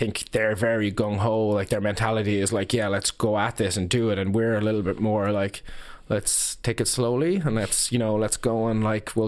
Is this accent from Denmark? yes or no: no; Ireland; as Irish business people